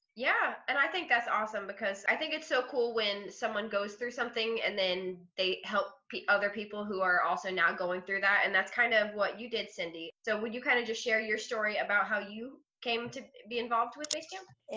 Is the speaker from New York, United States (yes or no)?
no; Ohio, United States; now in Florida, United States; i was born in ohio but I've been in Florida since 1998